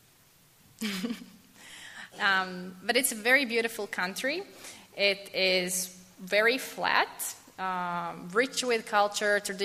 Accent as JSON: {"language": "English", "country": "Latvia", "moved": "yes", "said": "I come from Latvia."}